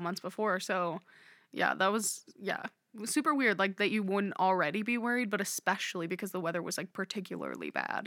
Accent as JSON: {"language": "English", "region": "Nebraska", "country": "United States", "said": "we're from Nebraska, but we're not from that area of the state"}